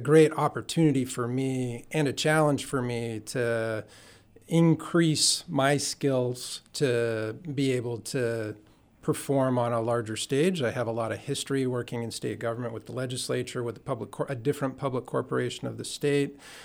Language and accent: English; Juneau, Alaska, United States; also born or lived in Cordova, Alaska / Yakutat, Alaska; I was born in Cordova, lived in Yakutat, and then grew up primarily in Juneau